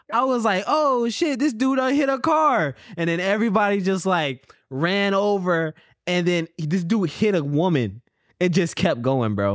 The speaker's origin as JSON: {"language": "English", "town": "Columbia", "region": "South Carolina", "country": "United States", "tie": "born or raised there", "moved": "as an adult", "lives_now": "Los Angeles, United States", "said": "So, me and him, we both went to high school together. We're both from, uh, Columbia, South Carolina"}